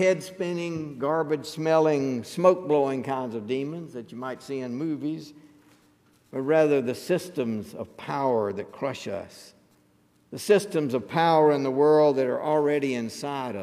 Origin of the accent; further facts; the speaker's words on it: Mississippi River Delta in Arkansas, United States; when I was growing up in the Mississippi River Delta in Arkansas